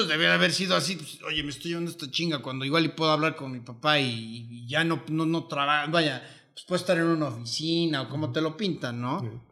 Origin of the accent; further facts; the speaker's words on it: Mexico; yo soy mexicano